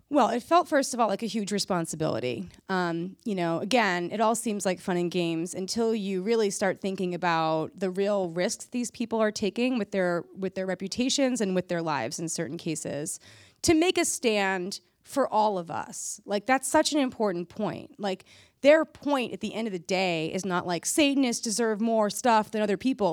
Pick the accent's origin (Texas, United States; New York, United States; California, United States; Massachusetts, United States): Massachusetts, United States; where I grew up in Massachusetts